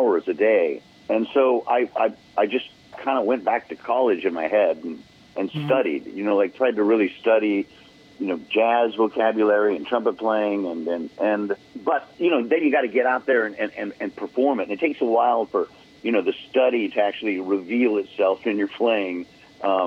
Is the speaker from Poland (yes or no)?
no; Oregon, United States; where I grew up in Oregon